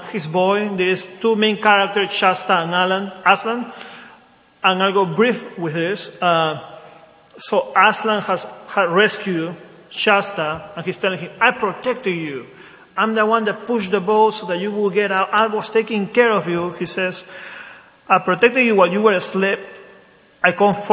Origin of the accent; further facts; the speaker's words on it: Lima, Peru; now in Wilmington, United States; I grew up in a Catholic country. I'm from Lima, Peru.